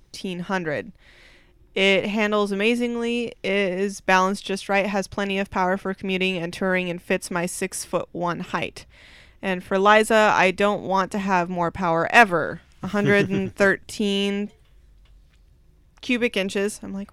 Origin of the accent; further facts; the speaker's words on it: Abilene, Texas, United States; I'm from Abilene, Texas, a medium-sized city about 150 miles west of Dallas.